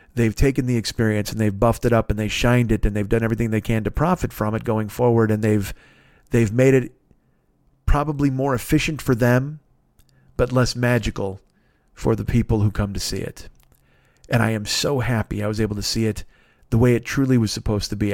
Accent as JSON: {"language": "English", "country": "United States", "said": "I was from America"}